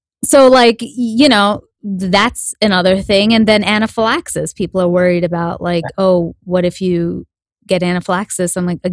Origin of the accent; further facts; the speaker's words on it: India; I know, because I'm Indian and I know what the actual size of food is supposed to be. When you go to India, you see like apples, they're like this